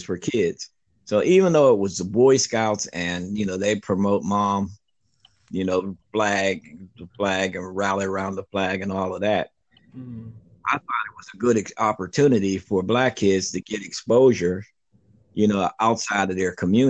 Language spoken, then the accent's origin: English; Pittsburgh, Pennsylvania, United States; also born or lived in Greensboro, North Carolina; I'm a 66-year-old black male, born and raised in Pittsburgh, Pennsylvania.